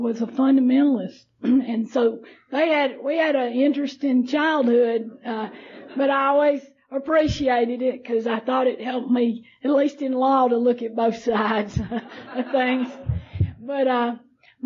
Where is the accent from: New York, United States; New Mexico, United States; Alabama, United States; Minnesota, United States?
Alabama, United States; Morgan County; I grew up in Alabama, and happened to live in a county where there was no allowances for drinking